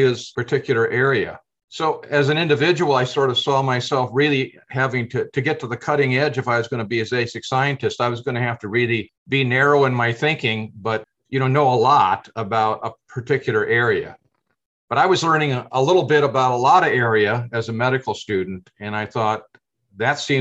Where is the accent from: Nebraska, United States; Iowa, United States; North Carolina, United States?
Iowa, United States; Decorah; also born or lived in Dubuque, Iowa; I've lived in Iowa my entire lifetime. I was born in Northeast Iowa in the Decorah, Iowa area, and went to high school in that area as well